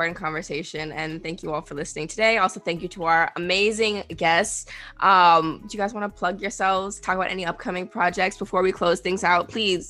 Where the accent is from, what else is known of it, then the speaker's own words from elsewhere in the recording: Bahamas; moved away; I'm going home next week. I'm going back. I'm from the Bahamas.